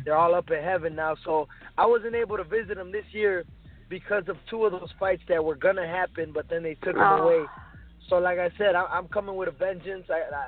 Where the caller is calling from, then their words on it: Chicago, Illinois, United States; I am calling from Chicago.